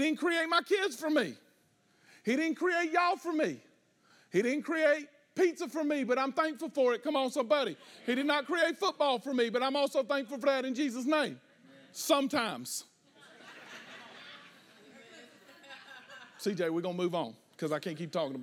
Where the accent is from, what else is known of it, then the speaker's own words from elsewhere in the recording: the South, United States; we're from the South